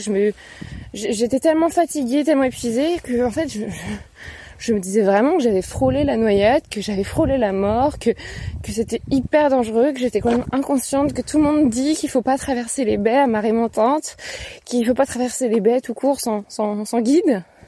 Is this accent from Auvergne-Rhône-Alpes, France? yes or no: no; Paris, Île-de-France, France; je suis une Parisienne